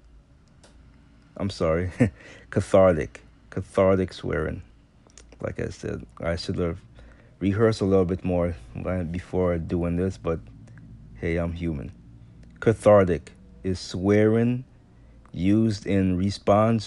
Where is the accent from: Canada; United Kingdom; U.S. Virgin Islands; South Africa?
U.S. Virgin Islands; born or raised there; now in United States